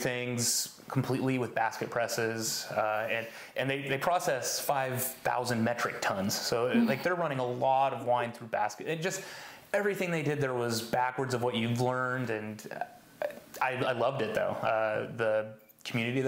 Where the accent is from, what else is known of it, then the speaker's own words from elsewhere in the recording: Oregon, United States; also born or lived in Washington; I grew up part time in Oregon and part time in Washington.